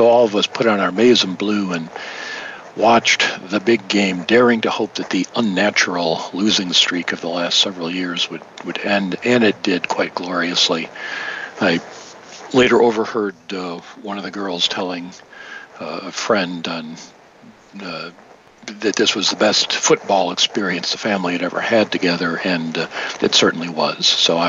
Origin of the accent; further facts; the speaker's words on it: Detroit, Michigan, United States; As a kid growing up in Detroit